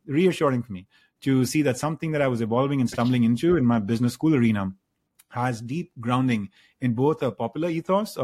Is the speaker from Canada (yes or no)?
no; India; moved away as an adult; now in United States; I grew up in India and then I moved to the United States to go to, you know, graduate school and have stayed here over the last 3 odd decades